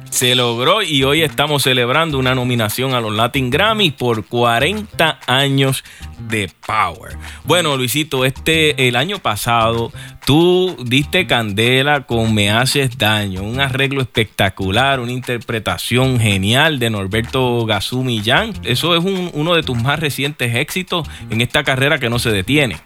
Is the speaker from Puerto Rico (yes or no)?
yes; Puerto Rico; nosotros los puertorriqueños